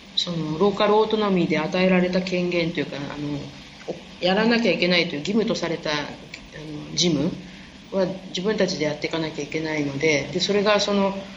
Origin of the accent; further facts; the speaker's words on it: Japan; 日本であの生まれ育ったのが結構田舎な方